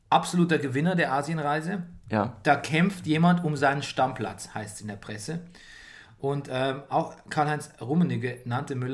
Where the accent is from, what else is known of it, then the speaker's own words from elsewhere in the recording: Italy; ich bin Italiener, ich bin nicht ansatzweise die Braun wie du.